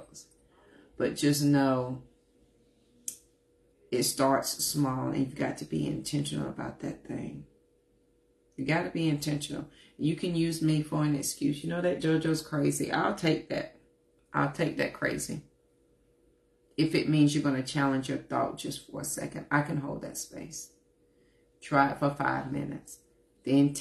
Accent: Forest City, North Carolina, United States; not only from North Carolina, honey, I'm from Forest City. Worked at good old McDonald's from 14 to 22

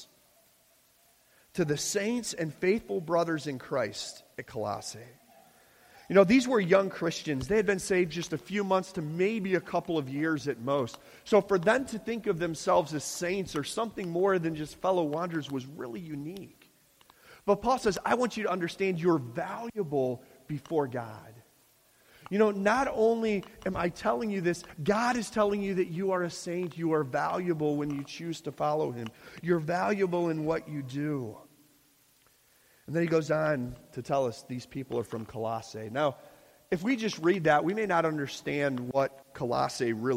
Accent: Chicago, Illinois, United States; moved away as an adult; now in Pennsylvania, United States; we're from the Midwest. We're from Chicago

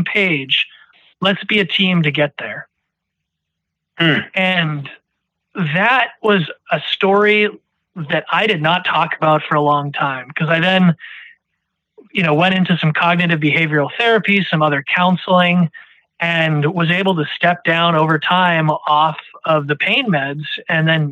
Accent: New Hampshire, United States; also born or lived in Washington, D.C.; I moved back to my home state of New Hampshire

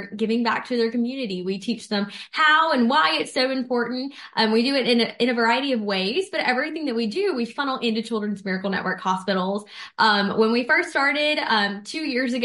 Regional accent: Mississippi Gulf Coast, United States; I'm from the Mississippi Gulf Coast, born and raised. I currently live in Ocean Springs.

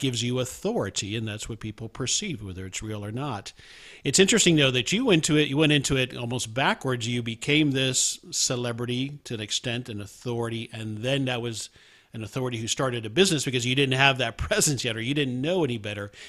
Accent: South Florida, United States; I grew up in South Florida

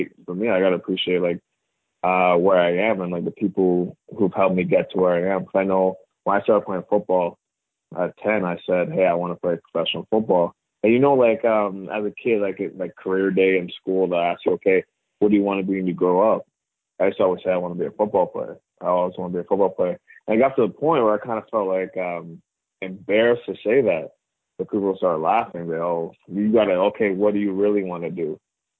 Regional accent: Cambridge, Ontario, Canada; also born or lived in Toronto; born in Toronto, lived in Toronto for about 10 years before I made the move an hour west of Toronto to a place called Cambridge. So I grew up in Cambridge.

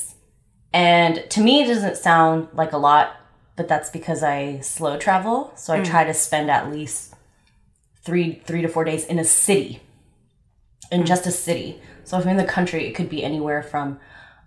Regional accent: Los Angeles, California, United States; born and raised in Los Angeles

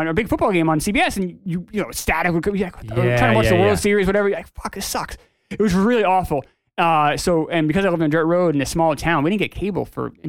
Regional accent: New Hampshire, United States; also born or lived in New York; Moved to New Hampshire in 1989 and I lived on a dirt road and we didn't have cable

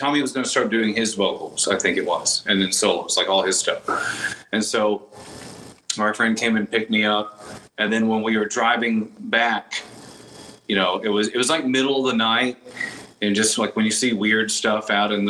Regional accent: Texas, United States; but you know, I think a lot of that growth is from growing up in Texas.

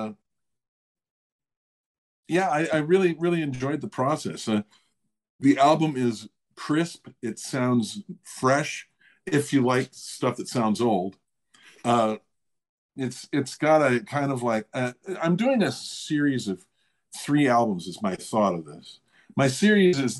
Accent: Rockford, Illinois, United States; moved away; also born or lived in Eugene, Oregon / Denver / England / Spain; my hometown, Rockford

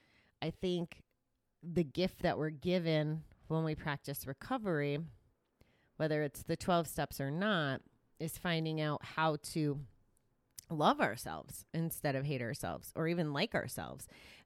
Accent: Kansas City, Missouri, United States; it's traditionally the way I grew up in GA in Kansas City

